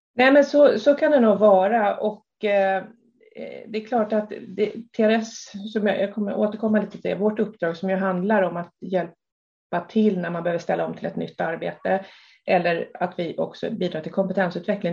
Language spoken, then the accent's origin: Swedish; Stockholm, Stockholm County, Sweden; Jag är uppväxt i Stockholm